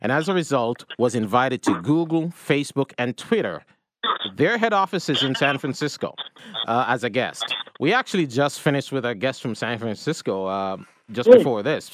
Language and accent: English; Jamaica; moved away; I'm the one that grew up in Jamaica